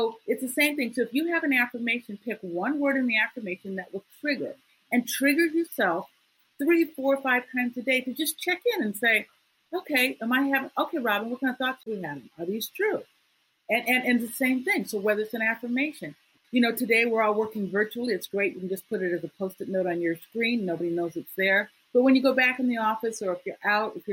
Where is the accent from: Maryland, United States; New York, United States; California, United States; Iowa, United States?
Iowa, United States; I grew up in Iowa